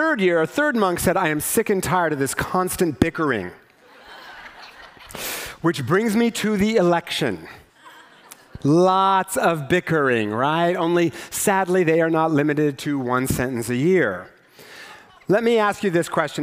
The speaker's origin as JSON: {"language": "English", "region": "Eastern Washington", "country": "United States", "tie": "born or raised there", "said": "growing up in Eastern Washington"}